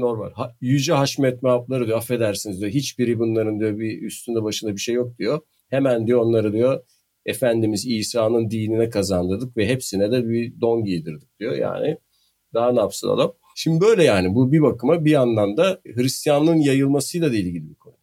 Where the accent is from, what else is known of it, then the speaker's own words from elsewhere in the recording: Bandırma, Balıkesir, Turkey; accent: Bandırma; Bandırma şivesiyle söylediğim için olabilir.